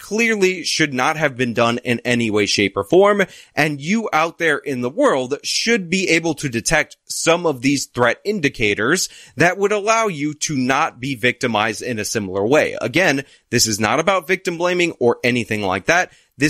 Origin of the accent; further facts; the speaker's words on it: New York City, New York, United States; I'm also a New Yorker